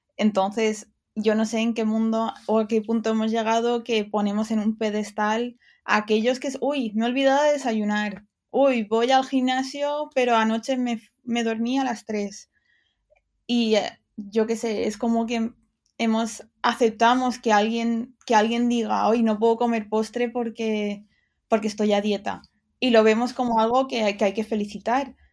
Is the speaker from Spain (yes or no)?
yes; Dénia, Valencian Community, Spain; accent: Valencian; moved away as an adult; also born or lived in United Kingdom / Barcelona; soy de Denia y entonces era un pueblo costero y sabía que, que quería salir de ahí